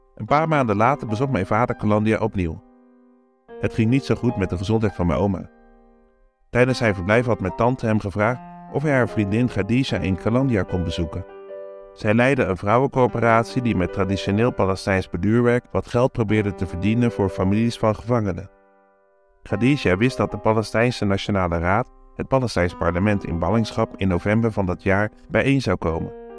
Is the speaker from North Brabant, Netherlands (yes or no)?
no; Vlaardingen, South Holland, Netherlands; we uit Nederland kwamen